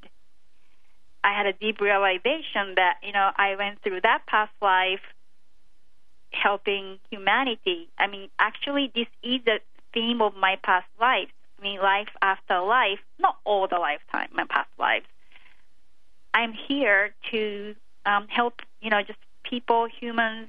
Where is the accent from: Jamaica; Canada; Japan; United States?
Japan; moved away; I came from Japan where it's, you know, the emotions are not considered to be like valued very well